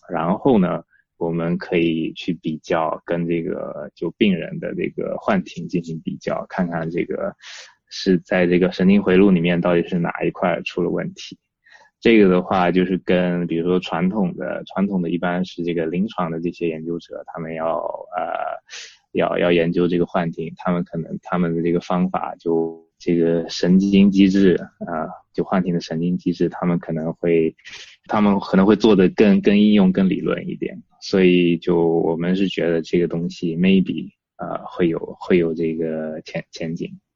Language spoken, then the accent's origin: Chinese; southern China, China; moved away as an adult; now in United Kingdom; 因为我是南方人嘛，然后那个就小时候热，热惯了